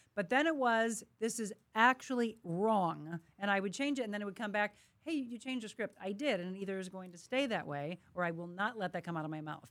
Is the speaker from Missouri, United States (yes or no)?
yes; Florissant, Missouri, United States; I am from here. I grew up in Florissant. I am a St. Louis girl through and through